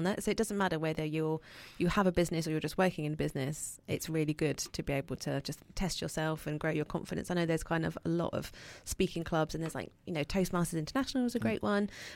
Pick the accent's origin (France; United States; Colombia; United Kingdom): United Kingdom; Brighton, South East England; growing up in Brighton and now being part of the Brighton business community